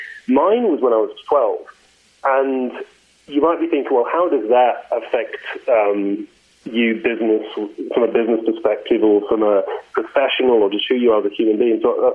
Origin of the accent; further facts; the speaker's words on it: the north of England, United Kingdom; moved away as an adult; also born or lived in Australia; now in United States; So I am English originally, but I have lived in the U.S. now since 2006. But yeah, I was born and raised in the north of England.